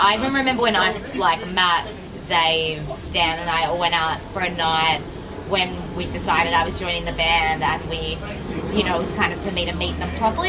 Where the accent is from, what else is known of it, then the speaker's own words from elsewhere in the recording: Mornington Peninsula, Victoria, Australia; I grew up in the Mornington Peninsula